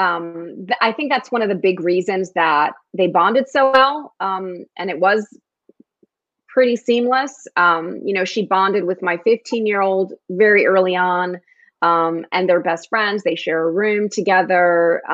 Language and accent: English; Newark, New Jersey, United States; first language Spanish; English is a second language; also born or lived in New York; I was born in Newark, New Jersey, and lived in a very ethnic neighborhood